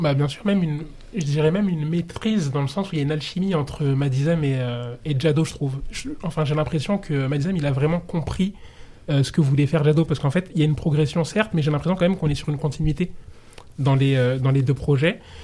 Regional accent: Comoros; je suis comorien

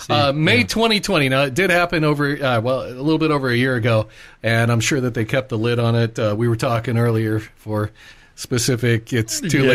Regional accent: the Ozarks, United States; And I grew up in the Ozarks.

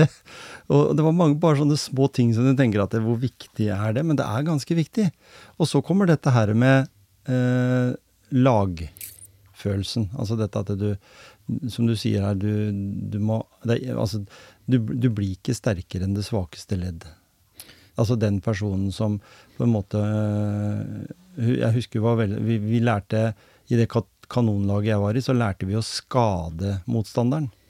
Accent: Grenland, Telemark, Norway; Jeg kom jo fra Grenland

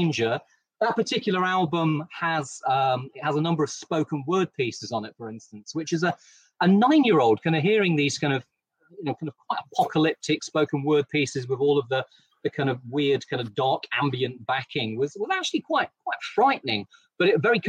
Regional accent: East Midlands, United Kingdom; I'm from the East Midlands, and so heavy metal is in my blood

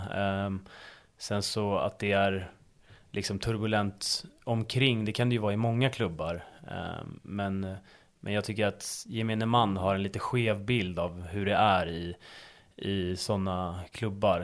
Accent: Stockholm, Stockholm County, Sweden; moved away as an adult; now in Uppsala, Sweden; jag är uppväxt på, på Östermalm i, i Stockholm

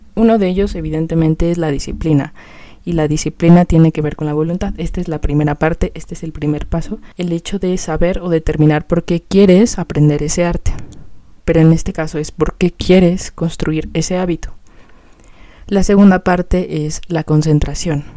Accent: Mexico City, Mexico; yo vivo en México, o sea, soy de la Ciudad de México

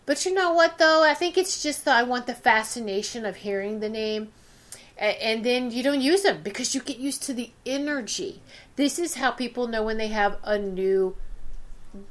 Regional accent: Virginia, United States; And I'm from Virginia.

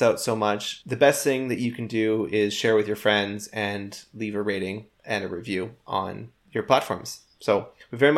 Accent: Canada; we are Canadian

